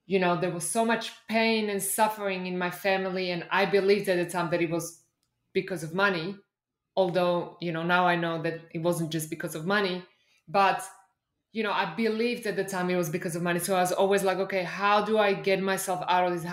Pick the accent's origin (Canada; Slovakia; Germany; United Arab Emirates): Slovakia; English is a second language; also born or lived in Austria / Australia / United Kingdom / Belgium; now in Mexico; I grew up in Slovakia, which at the time was behind the Iron Curtain